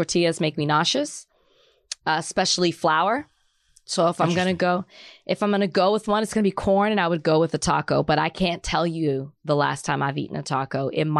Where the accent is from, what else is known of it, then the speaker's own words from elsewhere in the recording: Texas, United States; I'm from Texas